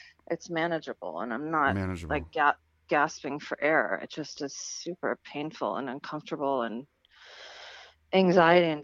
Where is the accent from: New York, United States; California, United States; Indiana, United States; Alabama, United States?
California, United States; growing up in California